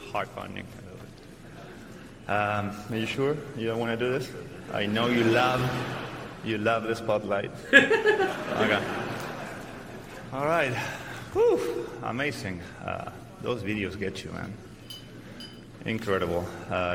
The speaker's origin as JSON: {"language": "English", "country": "Argentina", "tie": "born or raised there", "moved": "yes", "said": "back in my hometown with Estudiantes, and, you know, playing in front of my family and friends at the highest stage in my Argentinian basketball"}